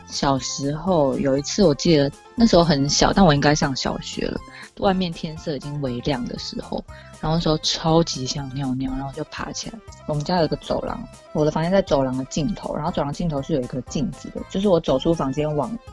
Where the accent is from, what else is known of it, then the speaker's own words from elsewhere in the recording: Taiwan; 身为一个台湾人